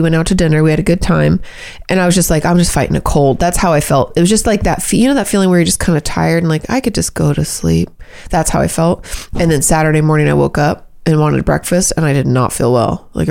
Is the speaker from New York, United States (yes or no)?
no; California, United States; we're very Californian. People don't smoke.